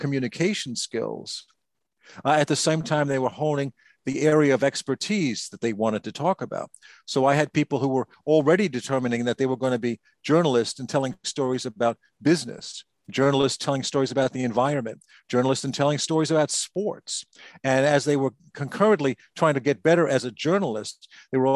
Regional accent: United States; I'm an American.

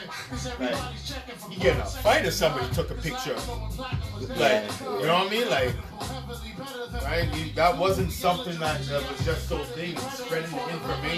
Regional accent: Pickering, Ontario, Canada; race fights at Pickering High when we were in high school

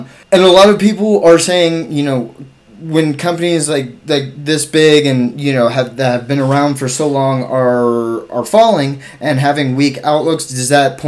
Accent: United States; we're American

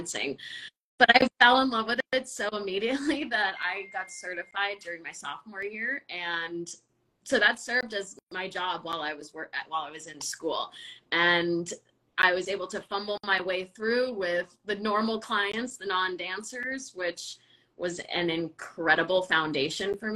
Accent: Southern California, United States; I'm from Southern California, so I was dancing American style ballet with Ballet Pacifica until I was 16

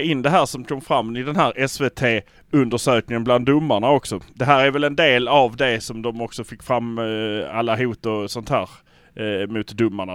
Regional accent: Malmö, Skåne, Sweden; vi är från Malmö

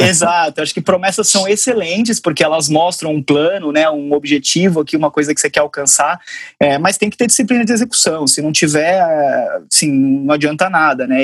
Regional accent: Sorocaba, São Paulo, Brazil; moved away as an adult; morava em São Paulo, sou de Sorocaba

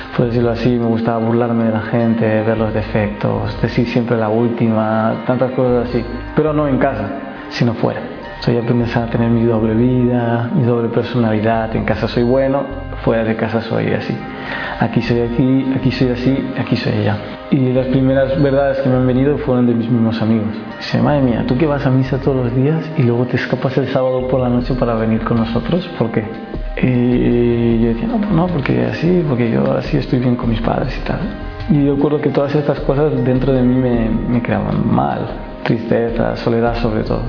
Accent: Madrid, Community of Madrid, Spain; yo soy español, nacido en Madrid

